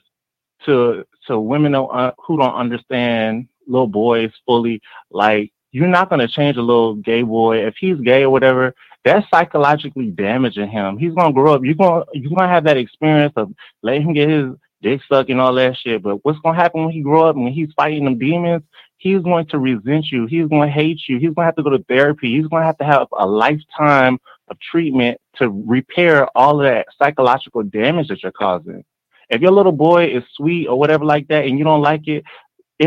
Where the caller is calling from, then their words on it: Cleveland, Ohio, United States; I'm calling from Cleveland